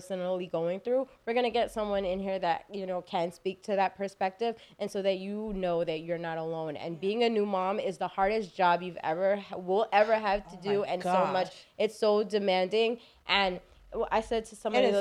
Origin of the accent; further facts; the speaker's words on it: Belize; I'm from Belize. My family's from Belize.